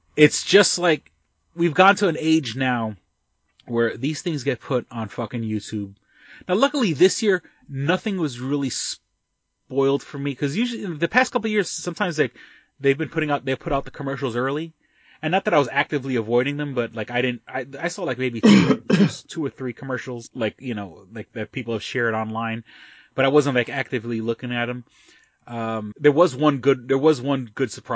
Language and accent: English; New York, United States; being a New Yorker